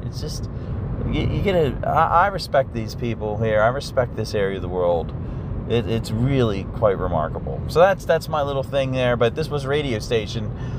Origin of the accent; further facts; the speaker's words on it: Pennsylvania, United States; moved away; I love driving through Pennsylvania. I love the way the farms are organized and they're so nice and neat. That's my home state originally.